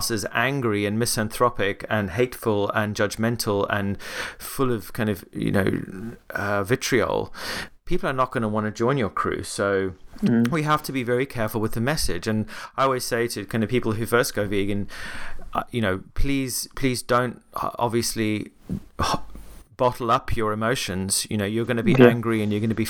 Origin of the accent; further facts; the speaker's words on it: Cape Town, Western Cape, South Africa; moved away; I was recently back in my hometown in Cape Town.